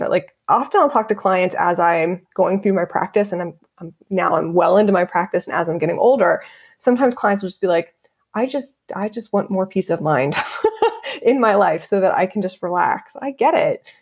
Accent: Dayton, Ohio, United States; moved away as an adult; also born or lived in Los Angeles; I'm born and raised in Dayton, Ohio

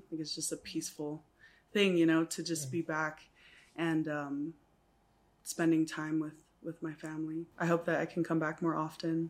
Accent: Guam; also born or lived in Texas, United States; now in Samoa; So I was born in Pongo, and my dad is white, my mom is Samoan, and he's a pilot. So we moved around a lot. I was raised in Guam mostly, and Texas, and then Guam.

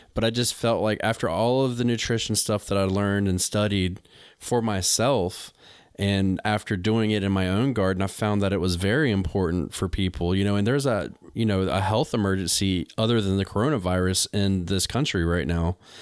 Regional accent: North Carolina, United States; moved away as an adult; also born or lived in New England; I'm from North Carolina, but I lived in New England for ten years

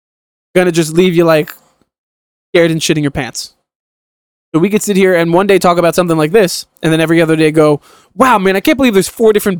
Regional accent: Rockaway, New Jersey, United States; I lived in Rockaway, New Jersey

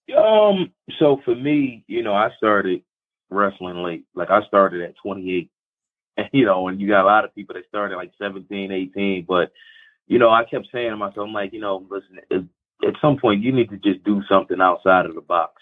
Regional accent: Philadelphia, Pennsylvania, United States; growing up in Philly was fine

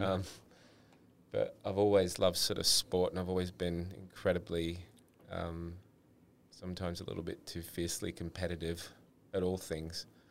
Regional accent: Sydney, New South Wales, Australia; grew up in Sydney, had two brothers

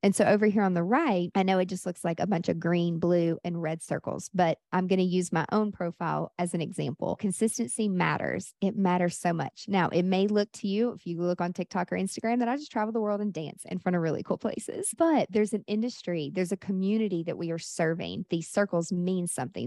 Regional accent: Nashville, Tennessee, United States; Nashville, where I'm from

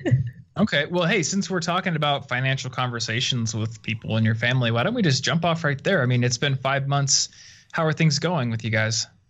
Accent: Iowa, United States; moved away; I'm from Iowa originally, so kind of a sleepy town comparatively.

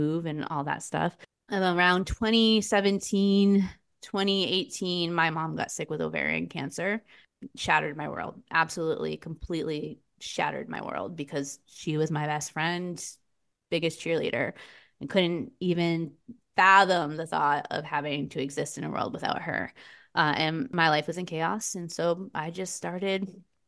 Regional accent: Vermont, United States; also born or lived in Lowell, Massachusetts; I grew up in Lowell, Massachusetts, was where I'm originally from. My parents moved us to Vermont when I was about 6 or 7

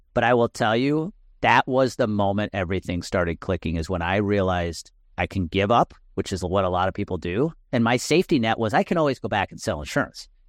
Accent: Milwaukee area, Wisconsin, United States; I was rooting for the Brewers as a kid because they were my hometown team

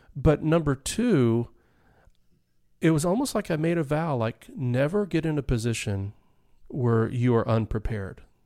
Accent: Dallas, Texas, United States; I grew up in Dallas, Texas

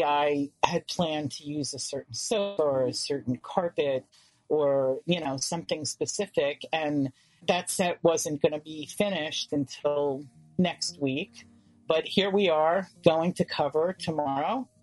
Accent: New York City, New York, United States; growing up in Manhattan

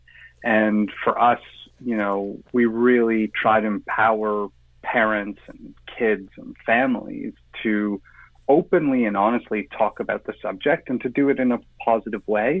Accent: Toronto, Ontario, Canada; moved away as an adult; also born or lived in Johannesburg, South Africa / London, England; I grew up in Toronto

